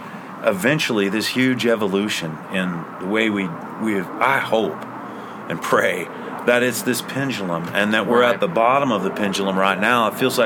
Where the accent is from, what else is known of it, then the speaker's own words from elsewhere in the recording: Oklahoma, United States; when I was growing up in Oklahoma